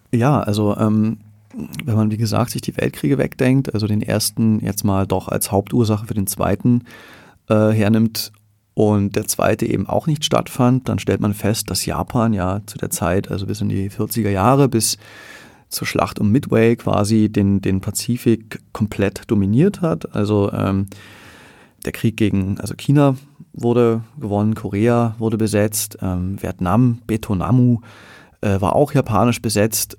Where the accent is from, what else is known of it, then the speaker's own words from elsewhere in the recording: Germany; also born or lived in Berlin; now in Vienna, Austria; für mich als ähm, Deutscher